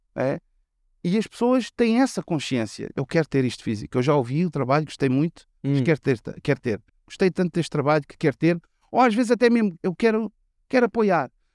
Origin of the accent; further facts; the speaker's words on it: Lisbon, Portugal; Se eu disser que sou de Chelas, vou dizer que sou de, do Oriente